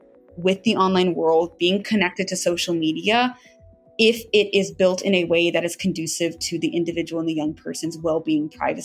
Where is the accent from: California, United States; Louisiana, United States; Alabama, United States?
Alabama, United States; Birmingham; On a more personal note, I'm a girl from Birmingham, Alabama